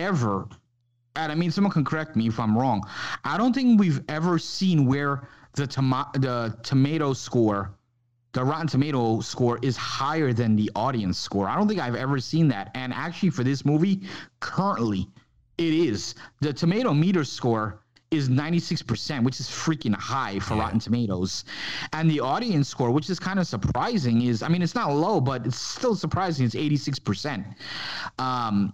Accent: New York, United States; as a kid growing up in New York

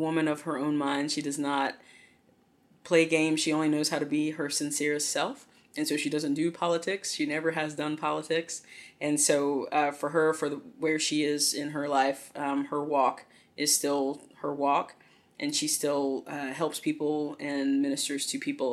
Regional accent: the South, United States; growing up in the South

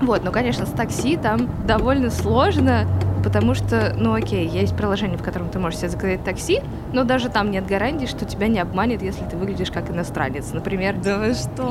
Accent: Moscow, Russia; moved away as an adult; now in Istanbul, Turkey; я родилась здесь, но, честно говоря, я себя москвичкой никогда не чувствовала

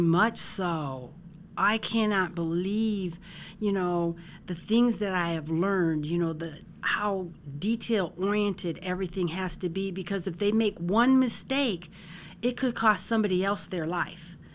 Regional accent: Parma, Ohio, United States; I am from Parma, Ohio, and I actually work for the county executive's office.

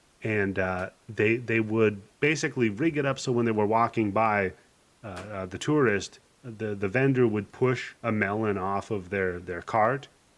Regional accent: Hermiston, Washington, United States; I grew up in Washington State, where watermelons are like a nickel a pound. Yeah, Hermiston.

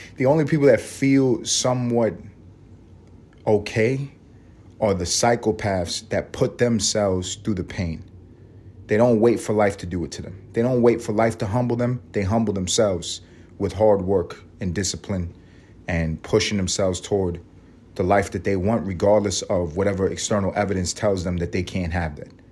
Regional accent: New York City, New York, United States; accent: New York; now in Atlanta, United States; I grew up in New York City. You guys all know that. You can hear it

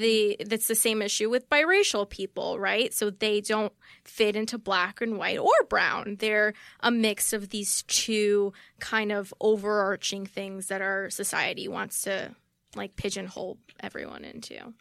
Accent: New York City, New York, United States; first language Spanish; English is a second language; I grew up in Queens in a very white neighborhood

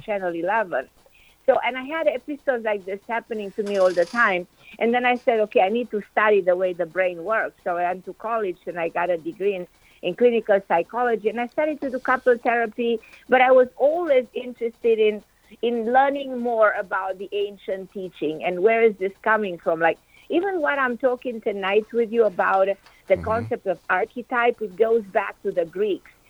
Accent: Transylvania, Romania; moved away as an adult; now in United States; I grew up in Romania

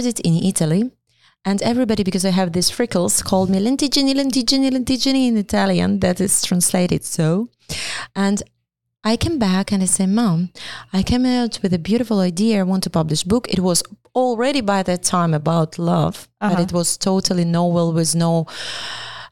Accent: Ukraine; English is a second language; moved away; we are proud to be Ukrainians

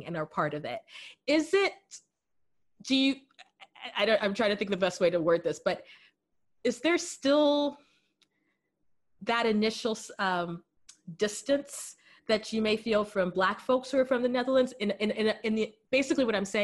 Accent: United States; moved away; also born or lived in Qatar; I'm American

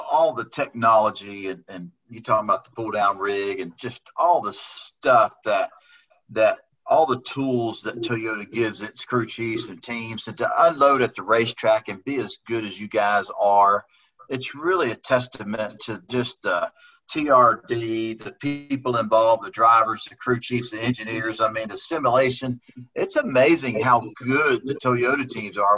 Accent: Houston, Texas, United States; a kid like me growing up in Houston, Texas

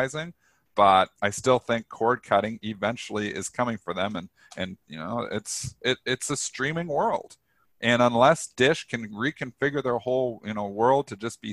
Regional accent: Canada; I'm Canadian.

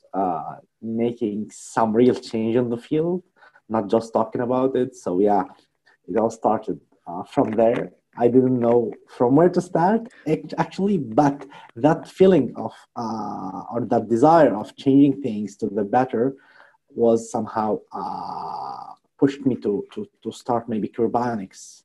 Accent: Tunisia; I'm from Tunisia

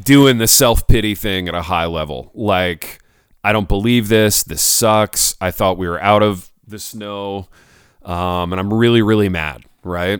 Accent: United States; I'm American

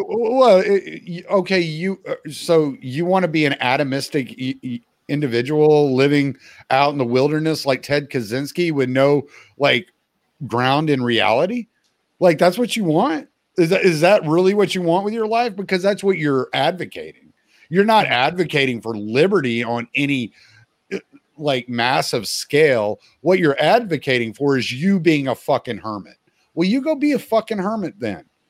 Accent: Louisiana, United States; moved away; I'm from Louisiana originally.

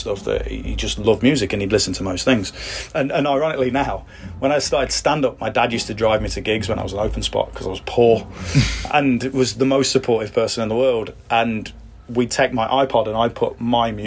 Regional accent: Leicester, East Midlands, United Kingdom; Leicester, which is my hometown

